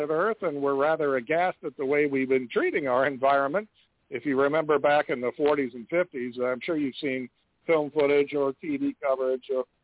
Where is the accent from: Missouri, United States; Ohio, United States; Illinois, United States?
Missouri, United States; I'm from Missouri.